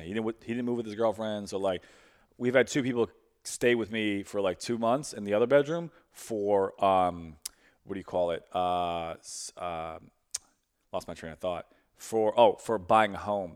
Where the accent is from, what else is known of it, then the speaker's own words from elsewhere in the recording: New York City, New York, United States; now in St. Louis, United States; I'm from Brooklyn. My family moved to, to St. Louis and then moved back two years ago.